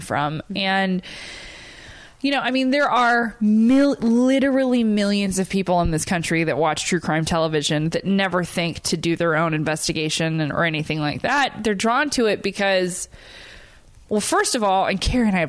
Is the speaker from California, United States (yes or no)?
yes; Huntington Beach, California, United States; moved away; I'm from Huntington Beach